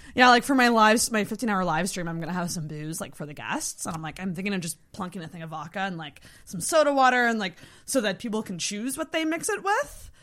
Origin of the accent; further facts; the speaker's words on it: Antigonish, Nova Scotia, Canada; I grew up in Antigonish, which is also a small town.